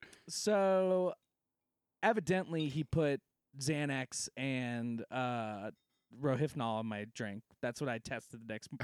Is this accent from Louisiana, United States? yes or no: yes; Lafayette, Louisiana, United States; I'm from Lafayette, Louisiana.